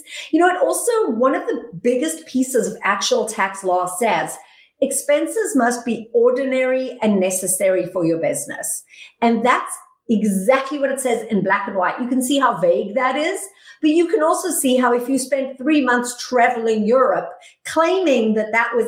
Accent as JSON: {"language": "English", "country": "South Africa", "moved": "as an adult", "lives_now": "United States", "said": "I'm originally from South Africa. I came to the United States with nothing but a bag of dirty clothes in 1997."}